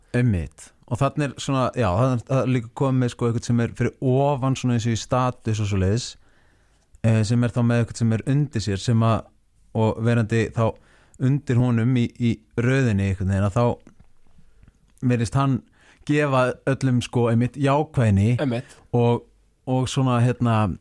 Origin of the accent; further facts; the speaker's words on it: Seltjarnarnes, Capital Region, Iceland; ég ólst upp á Seldirnissi